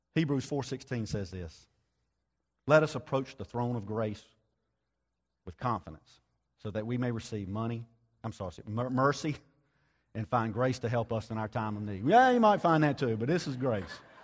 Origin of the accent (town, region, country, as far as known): United States